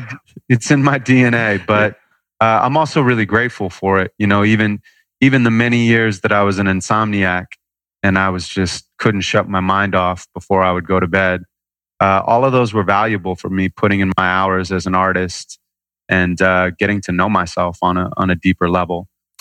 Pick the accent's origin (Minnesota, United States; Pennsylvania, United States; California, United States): California, United States; Santa Monica; Santa Monica, California.